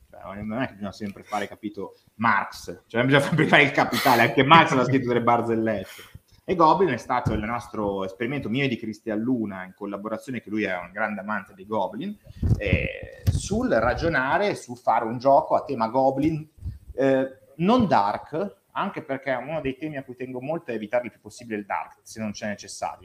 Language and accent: Italian; Tortona, Piedmont, Italy; vengo da Tortona, sono di Tortona